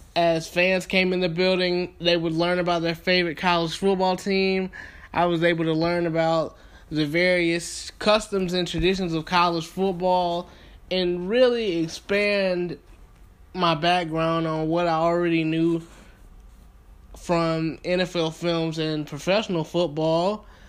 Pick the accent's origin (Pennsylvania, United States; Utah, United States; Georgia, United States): Georgia, United States; Thomaston; moved away as an adult; now in Atlanta, United States; I am from Thomaston, Georgia, born and raised.